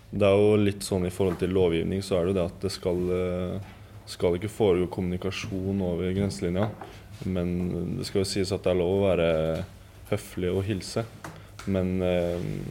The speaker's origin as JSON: {"language": "Norwegian", "region": "Eastern Norway", "country": "Norway", "moved": "as an adult", "said": "som østlending"}